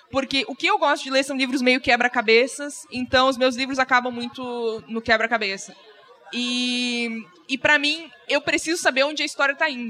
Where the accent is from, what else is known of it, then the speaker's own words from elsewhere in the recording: Rio Grande do Sul, Brazil; Eu sou gaúcho, a imagem tem que existir.